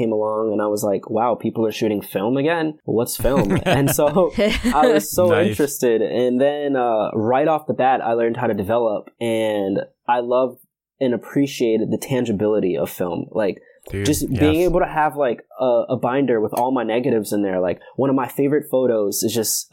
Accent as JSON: {"language": "English", "town": "New York City", "region": "New York", "country": "United States", "moved": "yes", "lives_now": "Connecticut, United States", "said": "I am from Brooklyn, New York. I live in Connecticut"}